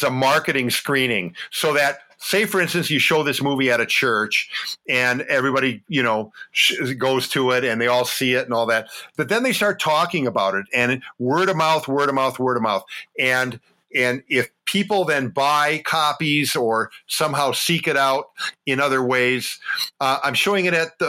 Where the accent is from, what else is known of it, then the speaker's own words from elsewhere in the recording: Wausau, Wisconsin, United States; now in Appleton, United States; So I was actually born in Madison.